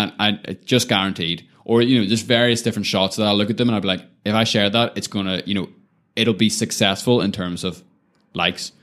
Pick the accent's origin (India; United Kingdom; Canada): United Kingdom; Lisburn, Northern Ireland; moved away as an adult; also born or lived in Belfast / New York City; Always grew up in kind of that Lisburn environment